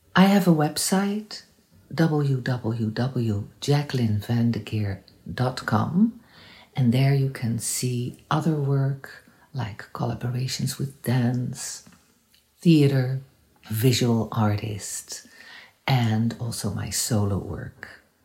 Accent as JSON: {"language": "English", "country": "Netherlands", "moved": "yes", "lives_now": "Montreal, Canada", "said": "I'm from the Netherlands, but I'm based in Montreal"}